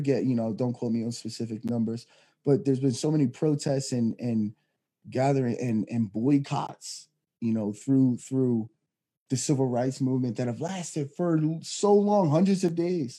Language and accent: English; Philadelphia, Pennsylvania, United States; moved away; I'm originally from Philadelphia, actually, Pennsylvania